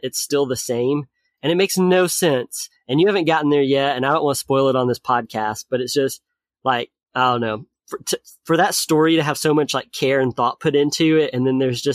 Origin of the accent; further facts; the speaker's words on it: Lawrenceburg, Tennessee, United States; moved away; So I'm originally from Tennessee. It's a really small town in Tennessee. The Lawrenceburg DMV, which is the one in Tennessee that I grew up